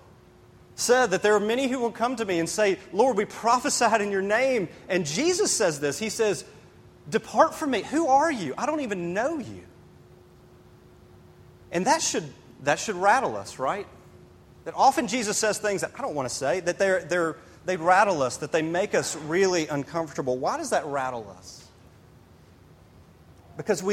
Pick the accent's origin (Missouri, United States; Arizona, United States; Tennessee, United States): Tennessee, United States; Memphis; now in Greenville, United States; I grew up in Memphis, Tennessee.